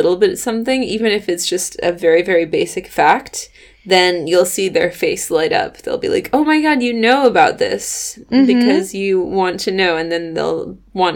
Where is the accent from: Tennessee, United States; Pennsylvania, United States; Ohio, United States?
Tennessee, United States; moved away; I was from Tennessee